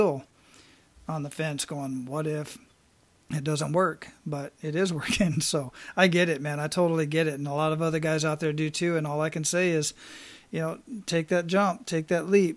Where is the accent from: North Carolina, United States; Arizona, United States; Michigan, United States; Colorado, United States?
Arizona, United States; now in Hawaii, United States; relocating back to Arizona, which is my home state